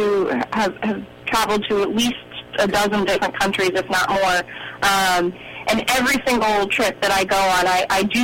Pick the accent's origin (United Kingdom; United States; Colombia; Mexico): United States; just outside of Boston, Massachusetts; also born or lived in India; I was born in India and spent 2 months in an orphanage and then was adopted by my parents just outside of Boston, Massachusetts